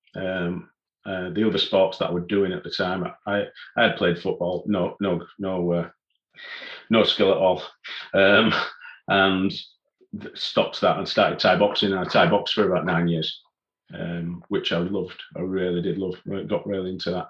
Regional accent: Leeds, Yorkshire and the Humber, United Kingdom; I was born in Leeds and still still living in Leeds

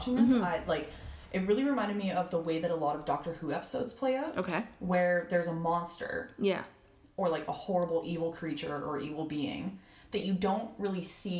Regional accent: Canada; I grew up near the Soutina Reserve

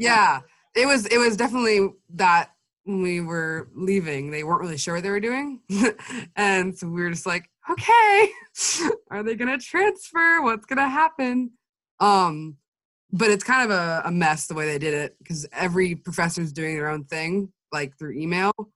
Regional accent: Anchorage, Alaska, United States; also born or lived in Fairbanks, Alaska; I'm 20 years old from Alaska in the US.

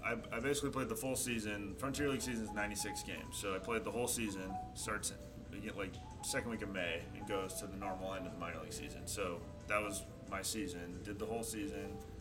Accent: Chico, California, United States; I'm from Chico, so it was kind of always my hometown team

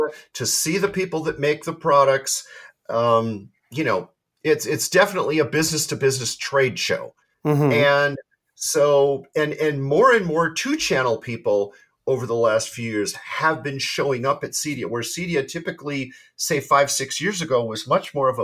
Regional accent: United States; as an American

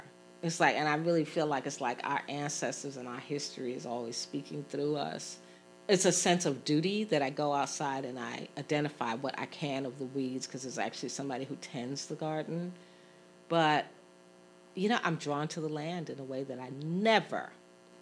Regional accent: New York City, New York, United States; moved away as an adult; now in Philadelphia, United States; I grew up in Brooklyn, an urban space

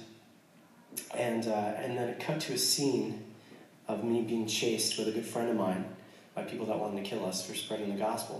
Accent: United States; I'm American

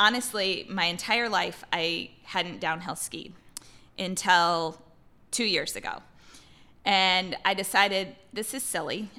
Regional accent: Iowa, United States; moved away as an adult; also born or lived in Missouri / Minneapolis; now in Seattle, United States; I grew up in Iowa.

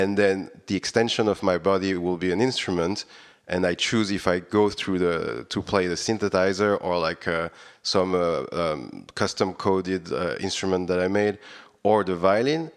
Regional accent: Réunion; moved away as an adult; also born or lived in Paris, France; now in Budapest, Hungary; I was born on Reading Island, as you, you mentioned it, and actually, I, I was raised over there

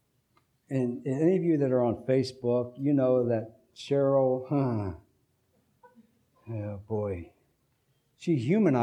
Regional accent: United States; as American Christians, we have an interesting flavor of Christianity

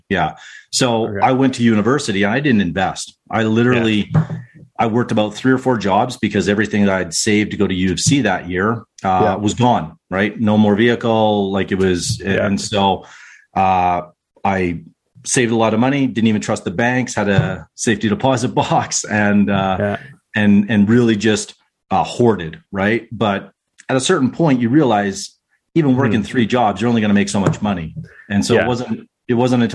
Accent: Whitecourt, Alberta, Canada; now in Calgary, Canada; growing up in Whitecourt, so small town just outside of, I say just outside, 2 hours outside of Edmonton

